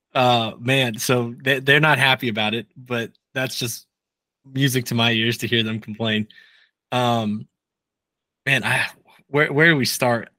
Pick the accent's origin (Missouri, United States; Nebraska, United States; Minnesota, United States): Nebraska, United States; moved away; I grew up in Nebraska, and my dad still lives in Nebraska